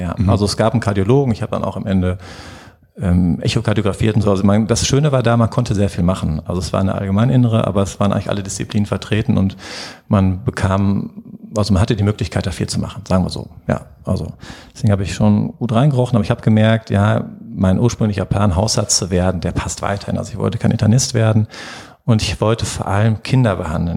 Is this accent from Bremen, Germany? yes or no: no; Herdecke, North Rhine-Westphalia, Germany; also born or lived in Marburg / Cologne; ich bin auch hier in Herdecke geboren